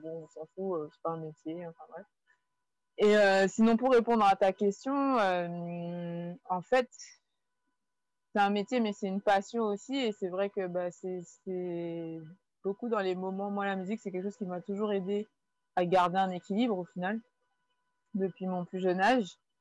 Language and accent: French; Guadeloupe; j'ai grandi en Guadeloupe